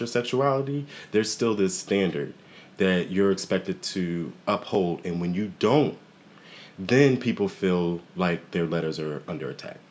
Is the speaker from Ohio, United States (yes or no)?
no; Waldorf, Maryland, United States; I'm actually born and raised in Waldorf